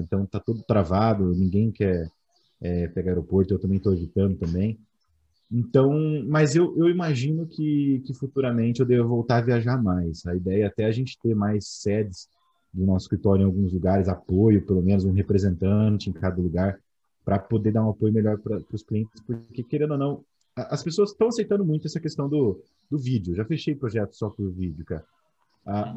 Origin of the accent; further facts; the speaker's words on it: Campo Grande, Mato Grosso do Sul, Brazil; Sou de Campo Grande, cara, Mato Grosso do Sul.